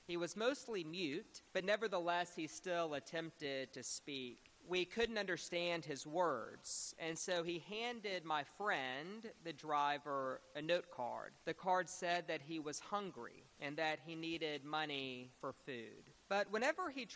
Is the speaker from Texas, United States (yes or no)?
yes; Beaumont, Texas, United States; I grew up in Beaumont, Texas, and I was raised at a wonderful church called St. Mark's Episcopal Church.